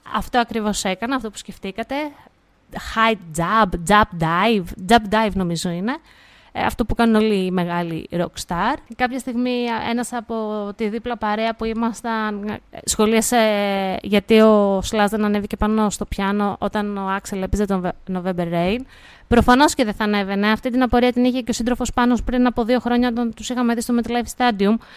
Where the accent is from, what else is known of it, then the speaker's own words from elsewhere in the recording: Greece; σαν Ελληνίδα μάνα